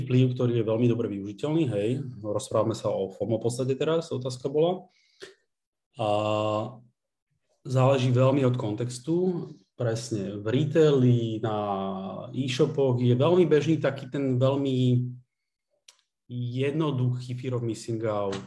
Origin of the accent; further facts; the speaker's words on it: Bratislava, Bratislava Region, Slovakia; Z Bratislavy.